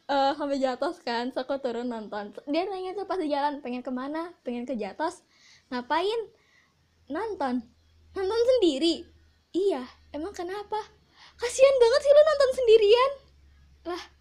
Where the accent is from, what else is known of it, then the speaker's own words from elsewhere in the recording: Padang, West Sumatra, Indonesia; Nah, uniknya itu adalah aku kan dari Padang nih ketika aku di Padang bioskop yang kayak XX1 uh, CGV itu nggak ada di Padang